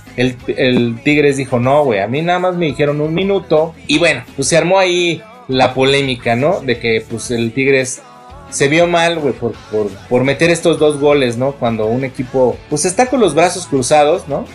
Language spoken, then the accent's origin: Spanish; Mexico City, Mexico; yo soy más chilango, más chilango que la chingada